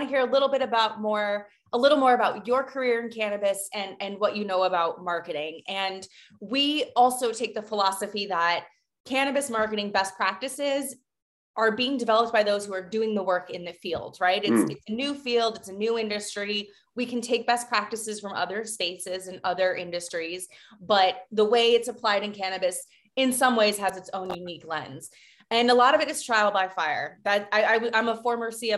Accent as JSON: {"language": "English", "region": "Colorado", "country": "United States", "said": "I'm from Colorado"}